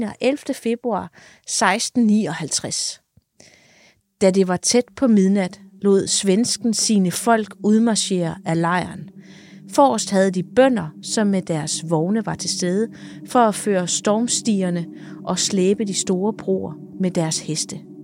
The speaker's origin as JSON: {"language": "Danish", "town": "Odense", "region": "Southern Denmark", "country": "Denmark", "said": "jeg kommer jo fra Odense"}